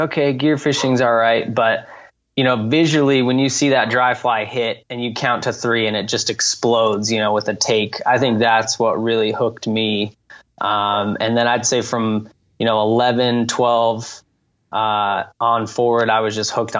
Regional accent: Santa Fe, New Mexico, United States; I grew up in Santa Fe, New Mexico, high desert city in northern New Mexico

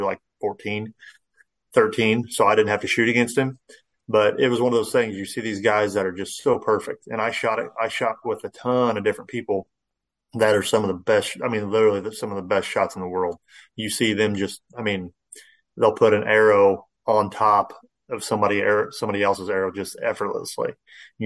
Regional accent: Central Illinois, United States; I grew up here in Central Illinois

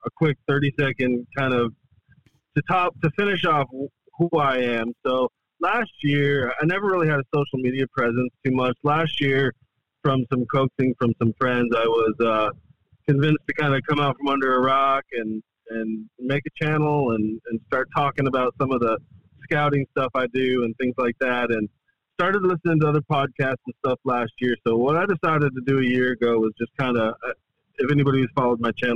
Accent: the Adirondacks, upstate New York, United States; moved away as an adult; now in the Carolinas, United States; I moved here from upstate New York, born and raised in the Adirondacks

